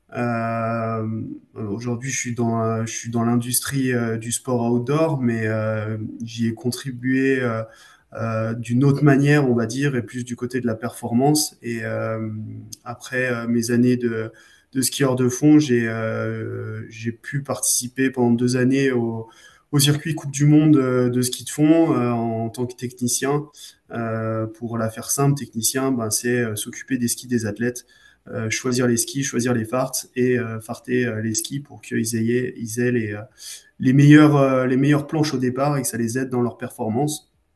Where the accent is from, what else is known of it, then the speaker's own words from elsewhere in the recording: Arêches-Beaufort, Auvergne-Rhône-Alpes, France; je viens, je viens d'Arèche-Beaufort euh, en Savoie, donc bah, on est un peu avec des skis au pied